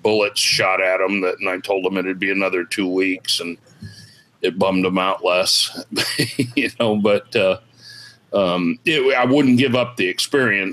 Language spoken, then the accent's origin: English; California, United States; moved away as an adult; now in Illinois, United States; I was originally from California